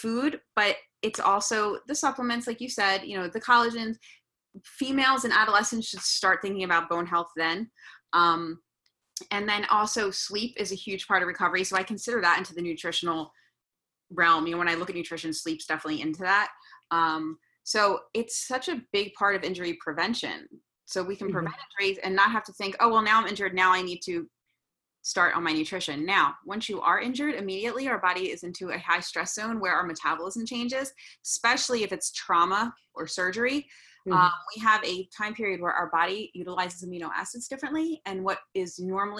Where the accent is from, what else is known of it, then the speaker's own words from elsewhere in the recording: New York, United States; Being a New Yorker